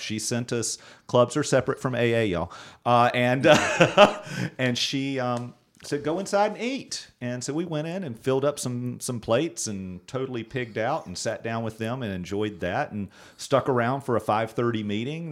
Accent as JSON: {"language": "English", "town": "Graham", "region": "North Carolina", "country": "United States", "tie": "born or raised there", "said": "growing up in Graham, riding bikes in the neighborhood with my cousin"}